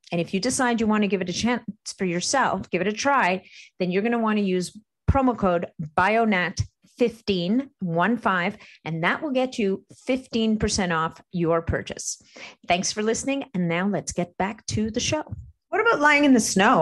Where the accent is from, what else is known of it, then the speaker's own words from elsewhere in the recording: Montreal, Quebec, Canada; I grew up in Montreal where there's a brutal winter